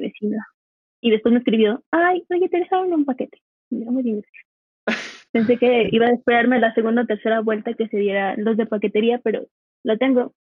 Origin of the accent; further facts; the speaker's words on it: Cuba; moved away as an adult; now in Mexico City, Mexico; soy cubana de hace siete años